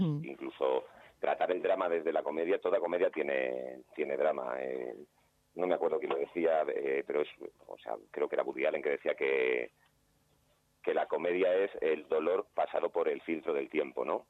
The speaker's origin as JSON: {"language": "Spanish", "town": "Alicante", "region": "Valencian Community", "country": "Spain", "tie": "born or raised there", "moved": "as an adult", "lives_now": "Madrid, Spain", "said": "soy de Alicante, pero ya soy, soy madrileño porque llevo 20 años viviendo, viviendo en Madrid"}